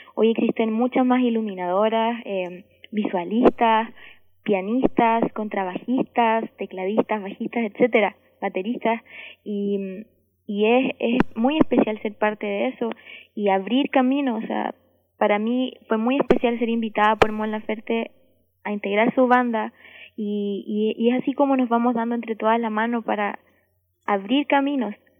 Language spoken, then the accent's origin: Spanish; Valdivia, Los Ríos, Chile; Valdivia, mi ciudad natal